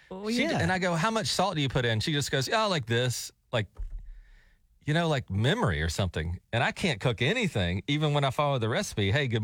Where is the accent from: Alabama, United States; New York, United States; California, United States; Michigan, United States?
Alabama, United States; I grew up in Alabama.